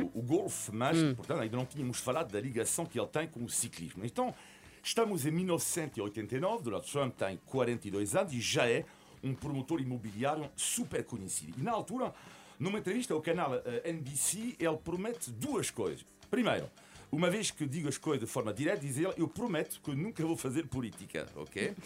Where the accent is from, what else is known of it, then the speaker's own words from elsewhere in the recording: France; eu nasci em França de, de, de, de, origem italiana